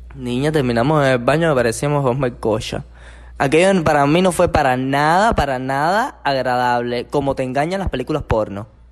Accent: Cuba; nosotros los cubanos

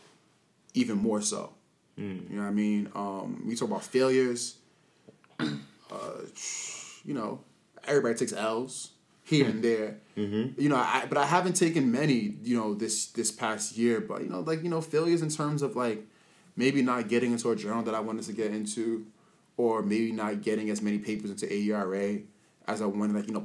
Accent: New York City, New York, United States; I'm from the Bronx

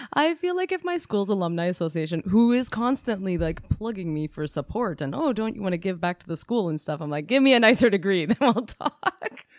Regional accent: Canada; We are Canadian R Ns

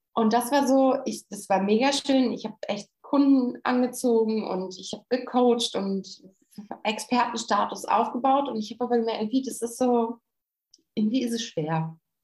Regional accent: Germany; von uns Deutschen

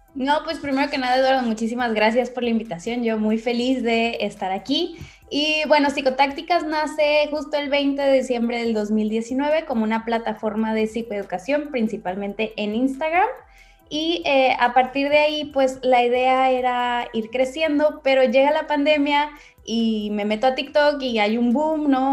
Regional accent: Ensenada, Baja California, Mexico; de aquí de Ensenada, de donde soy

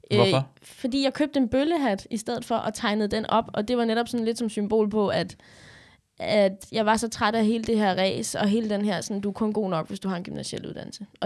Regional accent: Odense, Southern Denmark, Denmark; moved away; Jamen, jeg er fra Odense. Jeg er fra lidt... Øh, folk vil jo sige, jeg ikke var fra... Jeg er fra Odense.

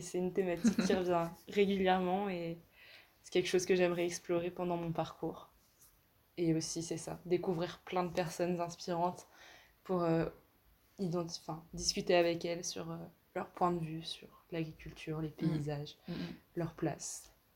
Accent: Brest, Brittany, France; je viens de Brest

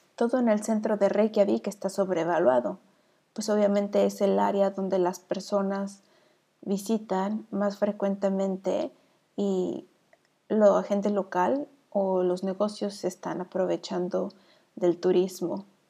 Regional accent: Mexico; now in Iceland; soy la vikinga mexicana

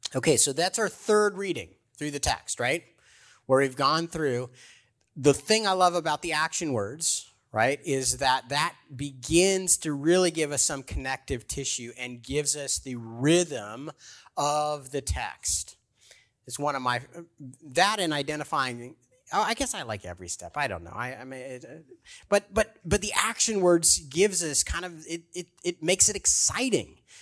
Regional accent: Baltimore, Maryland, United States; I'm from Baltimore

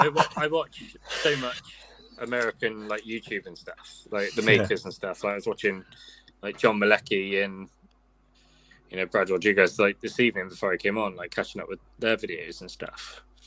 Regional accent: Somerset, South West England, United Kingdom

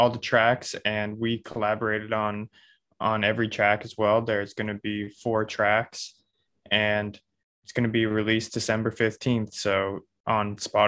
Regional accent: East Coast Canada, Canada; I'm a musician from East Coast Canada

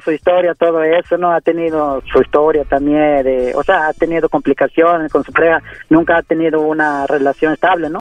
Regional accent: Mexico City, Mexico; moved away; also born or lived in Oaxaca; yo soy de Oaxaca, pero eh, todo el tiempo me la he pasado en la Ciudad de México. En Ciudad de México crecí más que nada

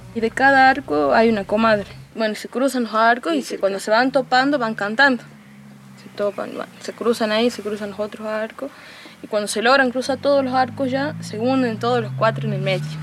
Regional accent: Amaicha del Valle, Tucumán, Argentina; nacida y criada aquí en Amaicha del Valle, la comunidad indígena

